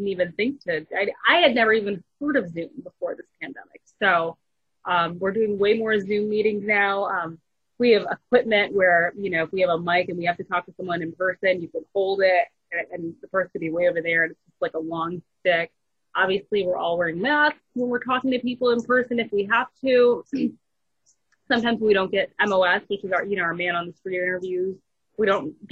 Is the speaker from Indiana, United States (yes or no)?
no; Michigan, United States; also born or lived in Montgomery, Alabama / Phoenix, Arizona; now in Atlanta, United States; I was actually born in Atlanta. I was raised in Michigan